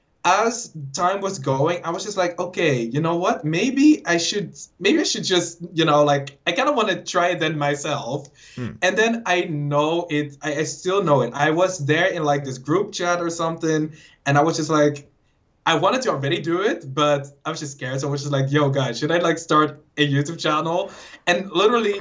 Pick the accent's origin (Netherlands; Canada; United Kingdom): Netherlands; I'm Dutch.